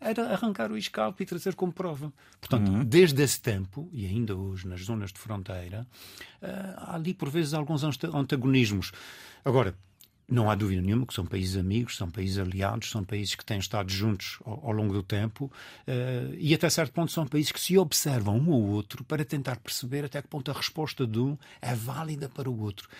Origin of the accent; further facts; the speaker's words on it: Azores, Portugal; accent: Azorean; also born or lived in Lisbon, Portugal; now in Washington, United States; como açoriano, eu nasci com um pé na água e um pé em terra